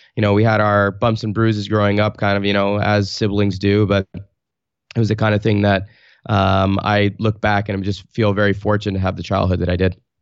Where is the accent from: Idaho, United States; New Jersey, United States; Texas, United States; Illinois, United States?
New Jersey, United States; Garwood; moved away as an adult; also born or lived in New York City / Italy; now in Portland, United States; I grew up in Garwood, New Jersey, which is a tiny town